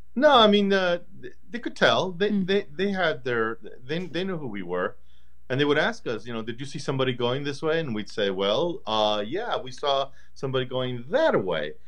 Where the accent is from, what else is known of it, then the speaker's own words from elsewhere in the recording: El Paso, Texas, United States; my development as, as a young man and as an artist in, um, in growing up in El Paso